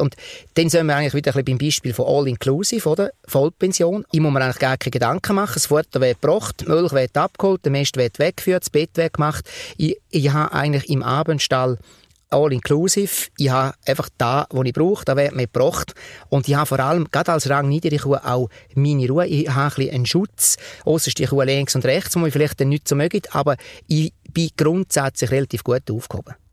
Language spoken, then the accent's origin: German; Switzerland; als Schweizer